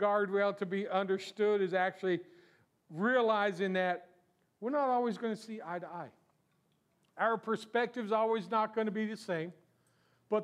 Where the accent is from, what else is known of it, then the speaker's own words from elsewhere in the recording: South Florida, United States; I was born and raised in South Florida